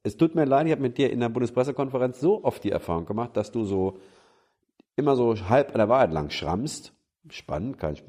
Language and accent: German; Germany; wir als Deutsche